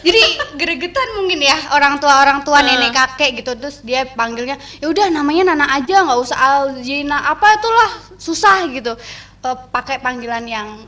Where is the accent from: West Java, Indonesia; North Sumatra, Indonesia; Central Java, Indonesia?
Central Java, Indonesia; Purbalingga; Uh, dari daerah Jawa Tengah.